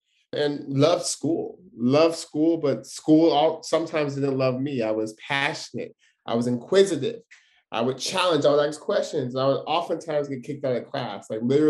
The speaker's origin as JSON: {"language": "English", "town": "Stockton", "region": "California", "country": "United States", "tie": "born or raised there", "said": "born and raised in Stockton"}